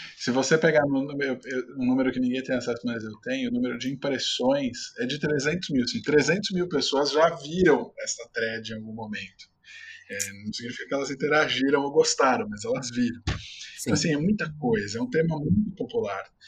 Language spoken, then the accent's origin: Portuguese; São Caetano do Sul, São Paulo, Brazil; sou de São Caetano, cresci no ABC